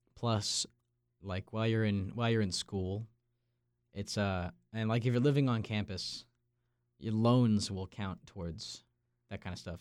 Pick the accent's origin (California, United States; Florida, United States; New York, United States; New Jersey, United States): New York, United States; Long Island; moved away; I'm from Long Island, New York